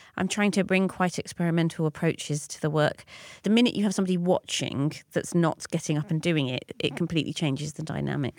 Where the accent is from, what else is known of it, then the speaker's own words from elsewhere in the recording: London, United Kingdom; I grew up in North London